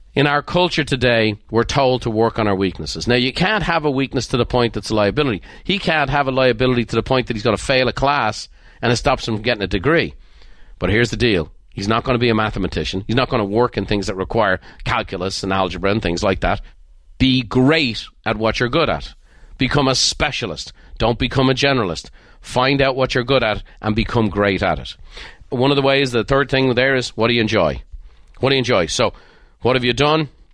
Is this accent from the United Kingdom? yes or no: no; Ireland; moved away; Being Irish